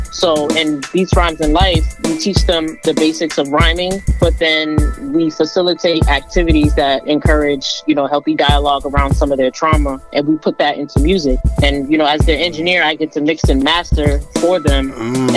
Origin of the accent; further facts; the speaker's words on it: Boston, Massachusetts, United States; also born or lived in Roslindale, Boston; I was born and raised in, in Massachusetts, Boston to be exact. Um, grew up in Mattapan